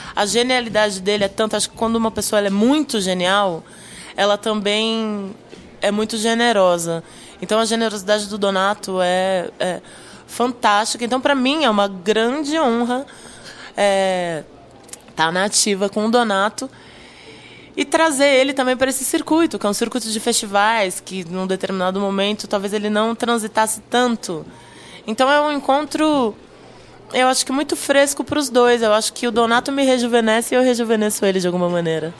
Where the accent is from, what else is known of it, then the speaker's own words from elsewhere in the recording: Minas Gerais, Brazil; now in São Paulo, Brazil; cresci em Minas, moro em São Paulo